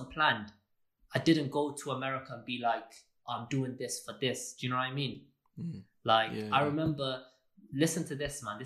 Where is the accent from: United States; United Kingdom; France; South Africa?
United Kingdom; Wales; I'm from Wales. I'm Welsh, yeah? I'm a Welsh designer.